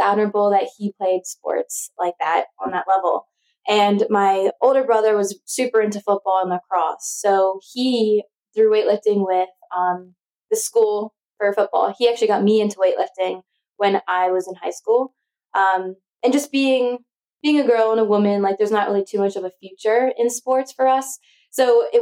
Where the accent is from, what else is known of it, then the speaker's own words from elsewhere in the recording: Pennsylvania, United States; I was born in Pennsylvania.